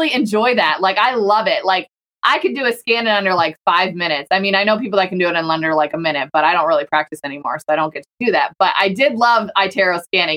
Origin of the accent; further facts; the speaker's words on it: Pennsylvania, United States; moved away as an adult; also born or lived in Virginia; I'm from Pennsylvania, but then I moved to Virginia when I met my husband and then we lived there for a while